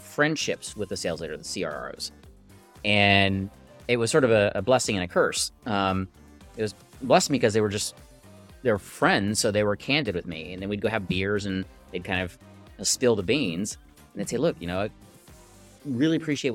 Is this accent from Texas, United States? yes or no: yes; Texas, United States; I'm from Texas. I'm in a little town called Dripping Springs outside of Austin